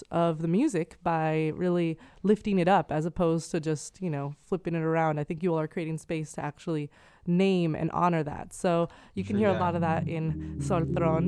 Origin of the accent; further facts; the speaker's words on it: San Francisco, California, United States; growing up in the mission, growing up in San Francisco